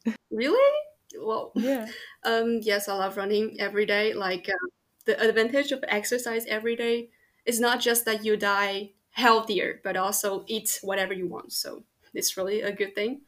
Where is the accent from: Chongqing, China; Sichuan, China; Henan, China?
Chongqing, China; moved away as an adult; now in Lyon, France; I grew up in Chongqing, which is in the southwest of China.